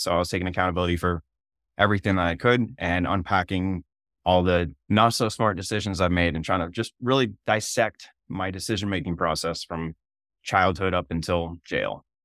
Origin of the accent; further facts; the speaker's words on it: Maine, United States; moved away as an adult; now in South Dakota, United States; I'm originally from Maine